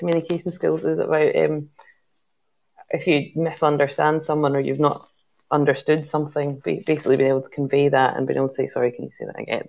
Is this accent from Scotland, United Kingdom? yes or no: yes; Scotland, United Kingdom; now in Glasgow, United Kingdom; I am Scottish. And but teacher, are you from Glasgow? I'm like, well, I've lived in Glasgow for 20 years